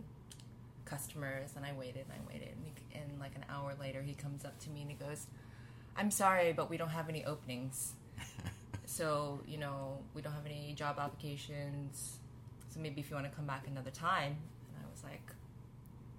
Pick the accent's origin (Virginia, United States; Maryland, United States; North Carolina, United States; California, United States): California, United States; Los Angeles; I grew up born and raised in Los Angeles